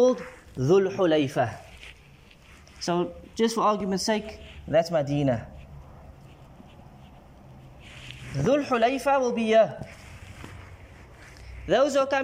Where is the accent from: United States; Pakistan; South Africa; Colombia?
South Africa; we come from South Africa, we don't have a miqat for our country